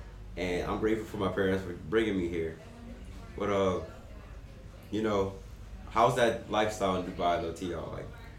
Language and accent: English; New Orleans, Louisiana, United States; moved away as an adult; also born or lived in Atlanta, Georgia; now in United Arab Emirates; I'm coming from New Orleans, Louisiana, live around Atlanta. But all three of us are in a unique situation. We live in the United Arab Emirates.